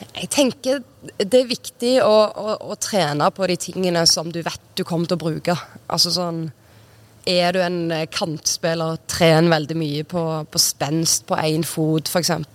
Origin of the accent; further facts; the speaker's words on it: Sola, Rogaland, Norway; moved away as an adult; also born or lived in Trondheim / Romania / North Macedonia / Denmark; jeg flytta eh, fra Sola eh, når jeg var 19